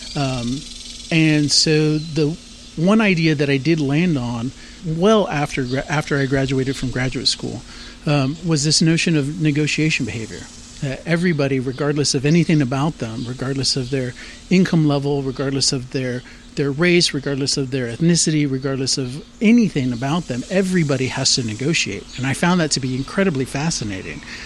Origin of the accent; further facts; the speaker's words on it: San Antonio, Texas, United States; also born or lived in Laredo, Texas / Austin, Texas / Boulder, Colorado; I was born in Laredo, Texas, and then I moved up to San Antonio in about early 80s when I was five years old. So San Antonio is really the place that I call home.